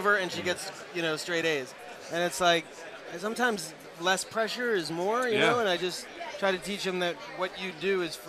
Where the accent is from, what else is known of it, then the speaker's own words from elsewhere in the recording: New York City, New York, United States; now in Los Angeles, United States; I grew up in Queens